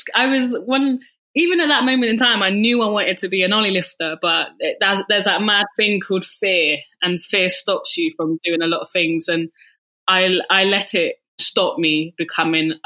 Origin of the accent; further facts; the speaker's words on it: Bath, South West England, United Kingdom; moved away; I'm from Bath